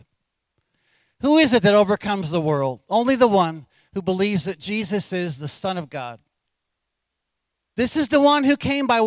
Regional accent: Anchorage, Alaska, United States; I was born in Alaska in Anchorage in 1956. Been part of this church my whole life

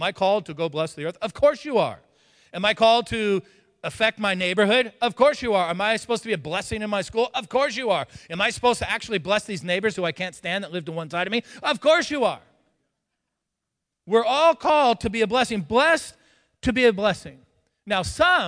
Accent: California, United States; moved away; also born or lived in Texas; I was born in Texas. Grew up in California

